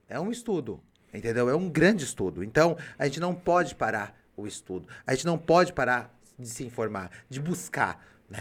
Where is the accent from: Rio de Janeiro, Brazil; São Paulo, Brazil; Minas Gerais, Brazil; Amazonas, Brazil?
São Paulo, Brazil; Limeira; eu vim do Abílio Pedro